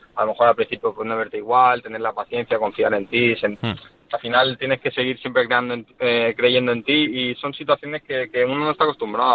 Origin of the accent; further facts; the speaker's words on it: Barcelona, Catalonia, Spain; ahora estoy aquí por, por mi ciudad, por España, por Barcelona